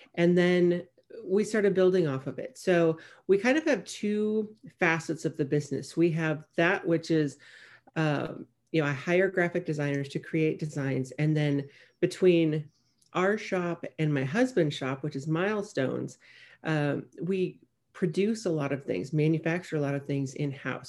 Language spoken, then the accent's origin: English; Nebraska, United States; moved away as an adult; now in Corpus Christi, United States; I'm from Nebraska